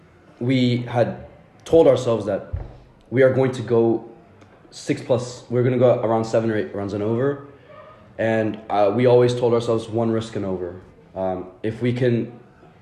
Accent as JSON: {"language": "English", "region": "Texas", "country": "United States", "moved": "as an adult", "lives_now": "England, United Kingdom", "said": "I am coming from Texas, from America. I'm currently here for uni."}